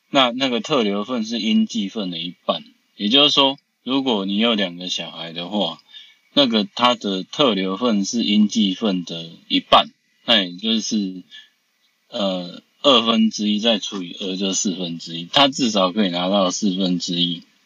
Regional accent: Taiwan; 我们是台湾的朋友

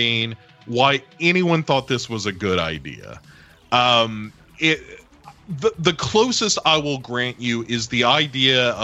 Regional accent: United States; I'm an American

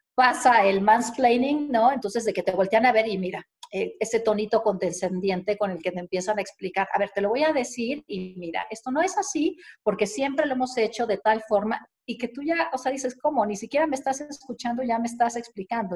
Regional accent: Veracruz, Mexico; also born or lived in Mexico City; me considero jarocha de corazón

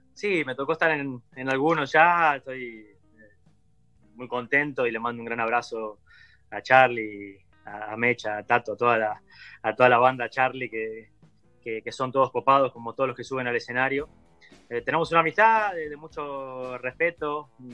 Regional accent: Argentina; also born or lived in São Paulo, Brazil; now in Uruguay; como argentinos

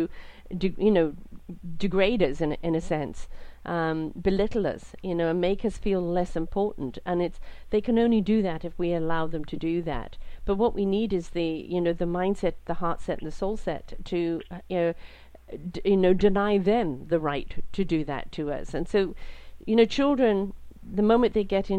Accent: Canada; I'm from Canada.

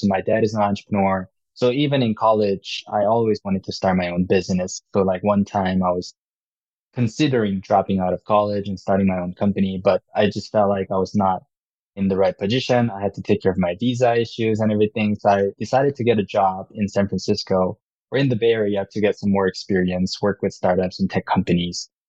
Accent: South Korea; English is a second language; also born or lived in Utah, United States; now in United States; So I'm from Korea. So I was born and raised there, and my family moved out to Utah about 15 years ago. So first half in Korea, second half here in the US

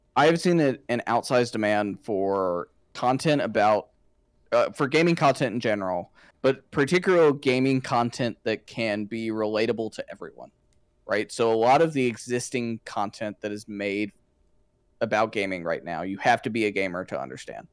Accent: Georgia, United States; growing up in that part of Georgia

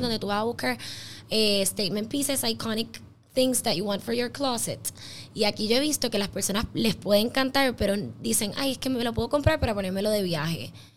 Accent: Puerto Rico

